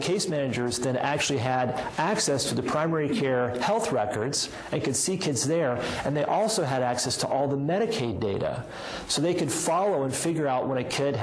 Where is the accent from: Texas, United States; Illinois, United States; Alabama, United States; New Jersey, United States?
Alabama, United States; now in Boston, United States; I have a history of growing up in Alabama